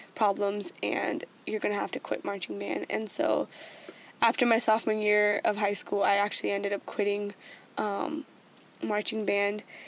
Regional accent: United States; growing up as like someone being Indian American, like growing up in that way

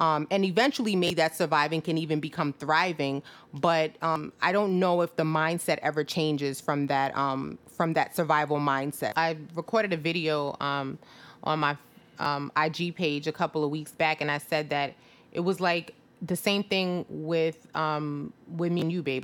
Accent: Jamaica; moved away; I'm Jamaican, where I, I was born in, you know, in Jamaica.

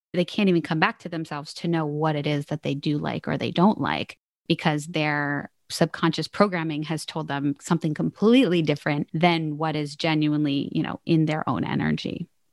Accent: Philadelphia, Pennsylvania, United States; I'm originally from Philadelphia, Pennsylvania.

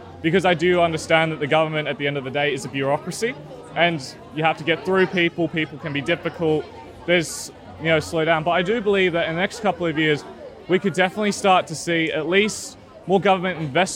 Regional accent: Sydney, New South Wales, Australia; around my area, especially in the east where I used to live, a lot of the things in my childhood that I used to think were quite beautiful, like especially Centennial Park.

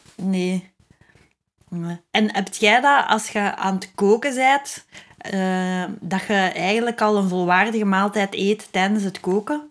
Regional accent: Flanders, Belgium; als ik als Vlaming

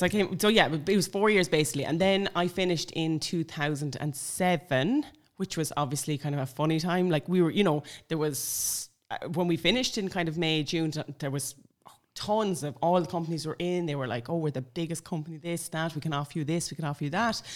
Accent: Sligo, Connacht, Ireland; moved away; I'm from Sligo originally

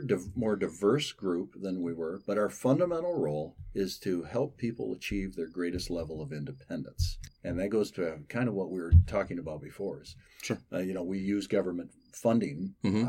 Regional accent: Holland, Michigan, United States; I'm from Holland

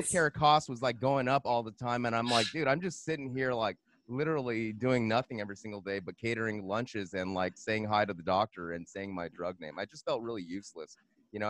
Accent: Monterey Park, California, United States; I'm from California. I'm from Los Angeles.

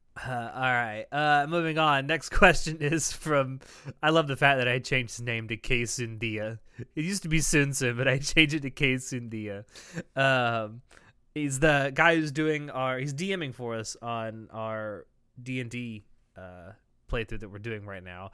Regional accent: the South, United States; I am from the South

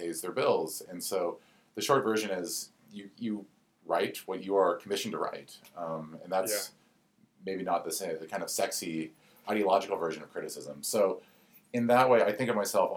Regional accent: the West, United States; I grew up in the West, where I had an abundance of this kind of sublime desert

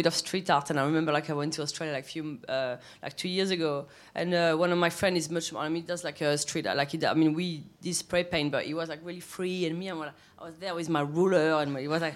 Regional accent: south of France, France; English is a second language; moved away as an adult; also born or lived in Paris; now in London, United Kingdom; we came back to south of France. When I was two, and I grew up in a village where like 300 people, like really tiny

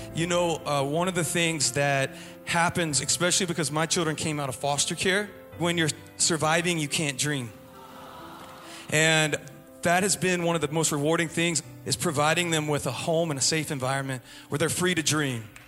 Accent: East Tennessee, United States; now in Orange County, United States; I'm originally from East Tennessee, but right now I live in Orange County

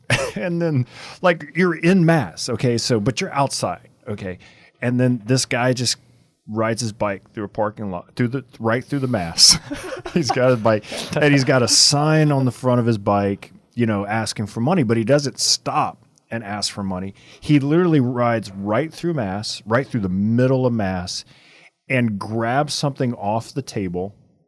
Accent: Louisiana, United States; I'm from Louisiana.

